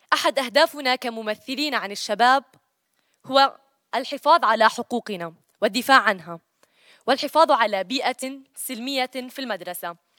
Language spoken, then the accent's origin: Arabic; West Bank, Palestine; وأنا من الضفة الغربية